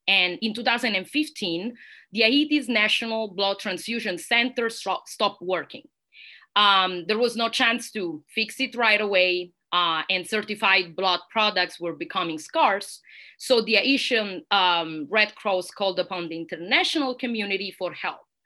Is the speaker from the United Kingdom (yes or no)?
no; Italy; accent: Italian; English is a second language; moved away as an adult; now in United States; Università degli Studi Roma Tre in Italy, which is also my home country and probably you can hear that from my accent